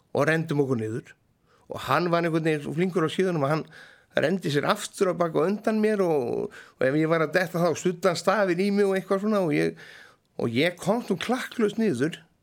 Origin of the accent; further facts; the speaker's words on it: Hróðnýjarstaðir, Dalir, Western Region, Iceland; Ég fættist reyndar í á Róniastöfum